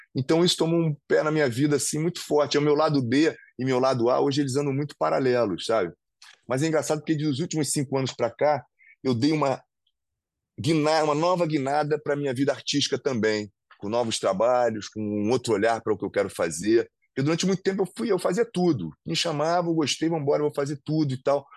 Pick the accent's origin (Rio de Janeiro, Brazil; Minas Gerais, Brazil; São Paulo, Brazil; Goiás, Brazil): Rio de Janeiro, Brazil; Eu amo o Rio de Janeiro, sou carioca, né, vou continuar morando aqui